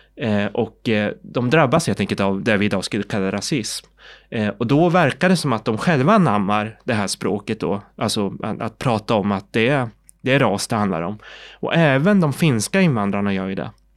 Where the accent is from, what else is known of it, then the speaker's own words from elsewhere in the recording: Sweden; also born or lived in South Korea; Jag är adopterad från Sydkorea, jag kom till Sverige i början på 70-talet och då har jag ju helt och hållet gått i svensk skola